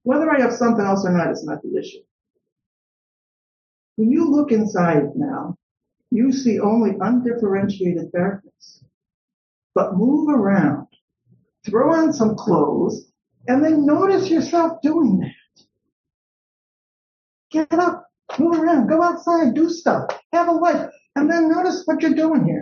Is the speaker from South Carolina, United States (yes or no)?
no; Chicago, Illinois, United States; I'm from Chicago.